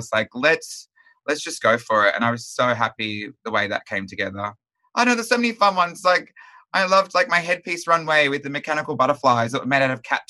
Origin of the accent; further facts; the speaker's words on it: Melbourne, Victoria, Australia; My favorite look is either my hometown Melbourne look, the graffiti one from the first episode